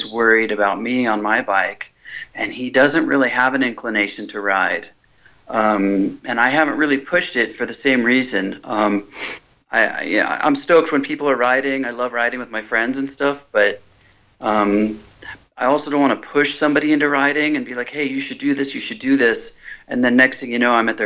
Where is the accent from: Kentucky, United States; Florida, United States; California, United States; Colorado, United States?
California, United States; Orange County; I grew up in Orange County.